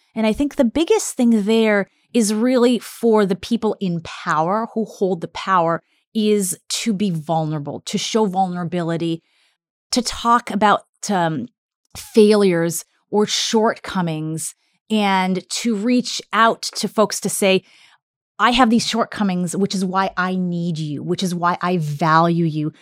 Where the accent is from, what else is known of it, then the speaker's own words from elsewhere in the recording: Canada; also born or lived in Russia; I was born in Soviet Russia and then came to Canada when I was five and a half and grew up in Canada